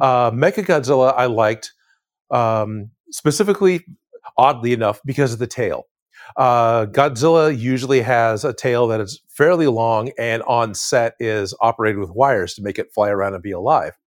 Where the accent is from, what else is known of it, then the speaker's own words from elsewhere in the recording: East Bay, California, United States; I grew up in the Bay Area of California. So, I was on, on the East Bay, uh, near, near Oakland and, and, and Hayward, uh, California.